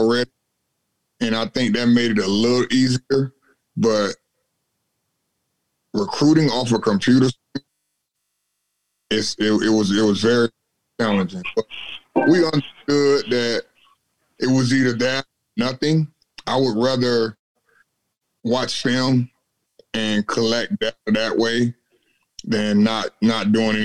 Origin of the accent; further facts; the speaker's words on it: Atlanta, Georgia, United States; moved away; I'm originally from Atlanta, So it's a bordering state of South Carolina.